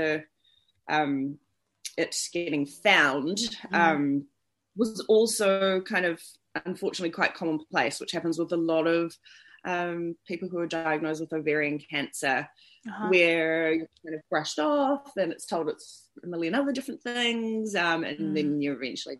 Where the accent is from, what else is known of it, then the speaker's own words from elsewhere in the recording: Auckland, New Zealand; I'm from Auckland, New Zealand